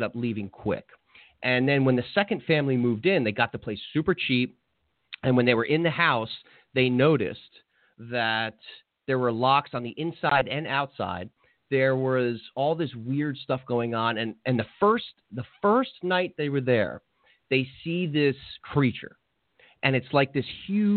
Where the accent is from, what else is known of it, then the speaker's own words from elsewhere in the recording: New Jersey, United States; moved away; my home state of New Jersey